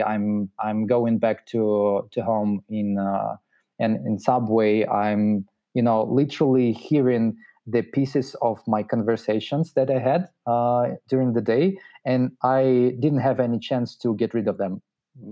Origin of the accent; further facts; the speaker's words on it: Russia; also born or lived in Moscow / St. Petersburg; I'm originally from Russia